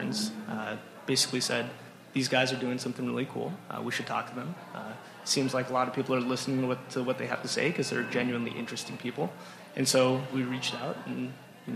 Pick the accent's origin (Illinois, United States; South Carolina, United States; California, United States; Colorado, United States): California, United States; Los Angeles; moved away as an adult; now in Minnesota, United States; I'm from California, LA area